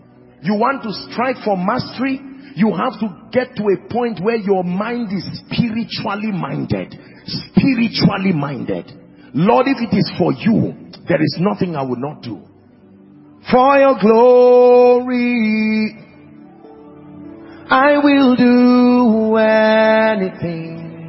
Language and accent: English; Nigeria; God, you don't know, I am a Nigerian. We keep crash landing because we don't allow the wisdom of God to take precedence.